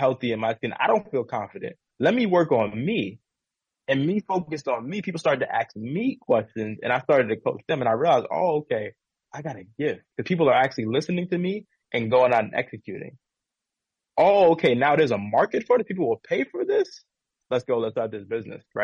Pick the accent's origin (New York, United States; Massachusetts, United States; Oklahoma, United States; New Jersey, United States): New York, United States; New York City; now in California, United States; especially being African American male coming from an inner city in the Bronx